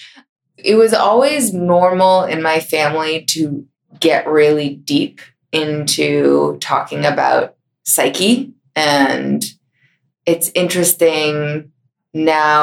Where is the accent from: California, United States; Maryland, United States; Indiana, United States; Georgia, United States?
Maryland, United States; Bethesda; also born or lived in Minneapolis, Minnesota; I grew up mostly in Bethesda, Maryland, with a few years in Minneapolis